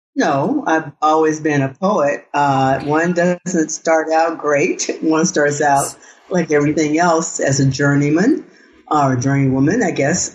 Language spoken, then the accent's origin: English; the Delta, Arkansas, United States; I grew up in Arkansas. I'm I'm I'm I'm a Southerner